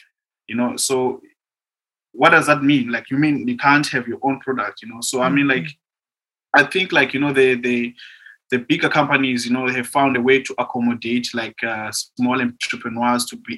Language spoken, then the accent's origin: English; Khayelitsha, Western Cape, South Africa; wine itself, like, has never been part of my, like, African culture, you know.